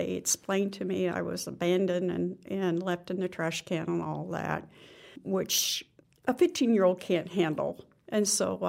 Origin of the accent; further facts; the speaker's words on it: Alexandria, Indiana, United States; I was born in Alexandria, Indiana.